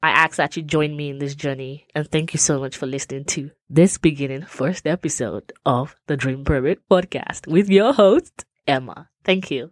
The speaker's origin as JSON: {"language": "English", "country": "Nigeria", "moved": "yes", "lives_now": "United States", "said": "I'm from Nigeria, but currently reside in the US with my family"}